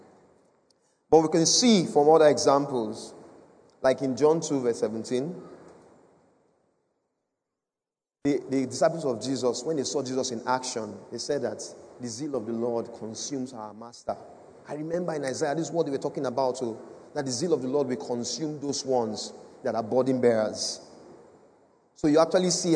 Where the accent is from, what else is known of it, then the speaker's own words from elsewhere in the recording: Edo, Nigeria; I come from Edo State.